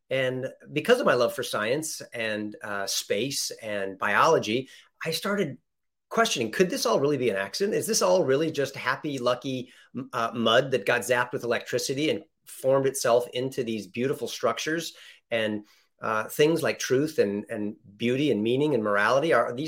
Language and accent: English; California, United States; Born here.